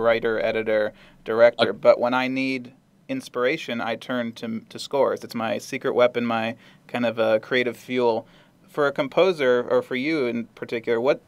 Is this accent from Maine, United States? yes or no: no; Washington, D.C. area, Maryland, United States; now in Los Angeles, United States; I'm originally from Maryland, Washington, D.C. area, and I moved out here to Los Angeles.